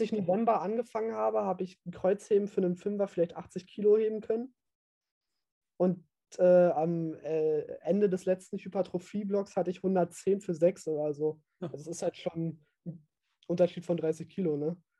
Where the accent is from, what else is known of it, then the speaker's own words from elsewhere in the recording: East Germany, Germany; man hört halt, ich bin halt Ossi